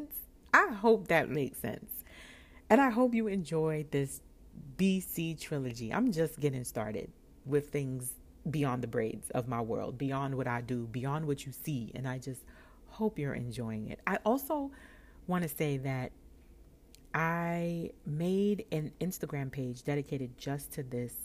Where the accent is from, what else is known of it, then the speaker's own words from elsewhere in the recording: New York, United States; I'm from New York